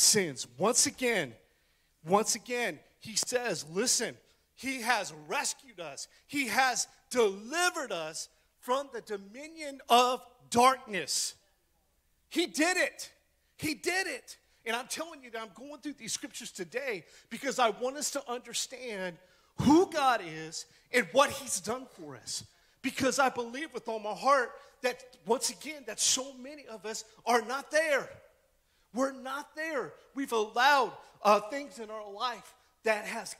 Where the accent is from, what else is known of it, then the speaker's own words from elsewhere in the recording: West Virginia, United States; I'm from West Virginia